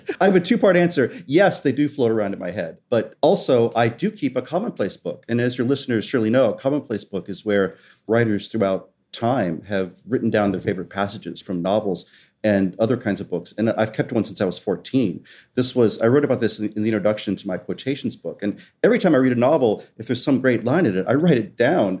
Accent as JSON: {"language": "English", "region": "West Virginia", "country": "United States", "tie": "born or raised there", "also_born_or_lived": "Southwest Florida", "moved": "yes"}